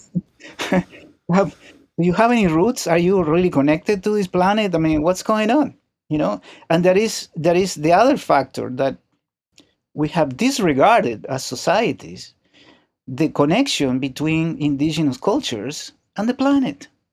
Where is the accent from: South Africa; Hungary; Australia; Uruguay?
Uruguay; Montevideo; moved away; I was born in Uruguay, in Montevideo.